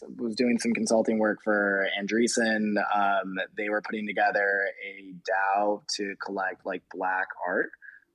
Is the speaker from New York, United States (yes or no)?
yes; Rochester, New York, United States; moved away; I'm from Rochester, New York. Joe, our head of product management, is from Rochester. We literally grew up like 10 minutes away from each other.